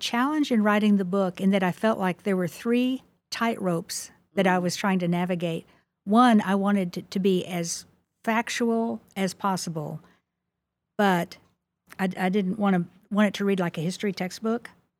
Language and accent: English; Midwest, United States; accent: Midwestern; because of the Texas accent versus my Midwestern accent. And my hometown is a wonderful little place.